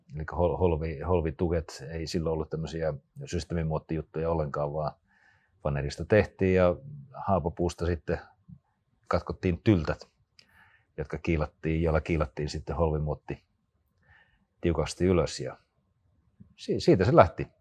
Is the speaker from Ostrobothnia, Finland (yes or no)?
no; Rautalampi, North Savo, Finland; moved away; also born or lived in Espoo; mä olen syntynyt pienellä paikkakunnalla Rautalammilla